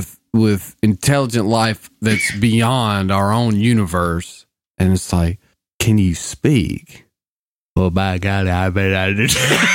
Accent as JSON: {"language": "English", "region": "South Arkansas", "country": "United States"}